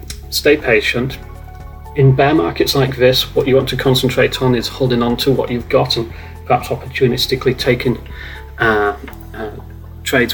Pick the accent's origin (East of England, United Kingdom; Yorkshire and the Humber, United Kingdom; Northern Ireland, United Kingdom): Yorkshire and the Humber, United Kingdom; as a Yorkshireman